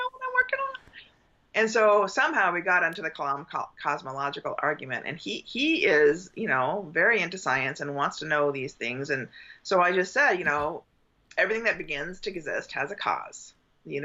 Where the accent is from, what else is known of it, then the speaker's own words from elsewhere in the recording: Southern California, United States; I was raised in Southern California